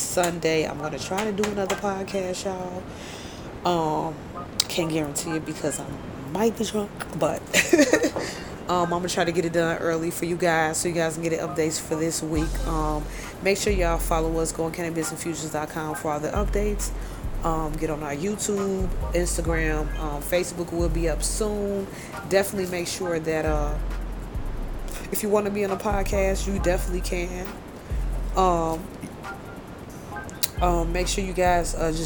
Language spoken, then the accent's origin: English; Belize; from Belize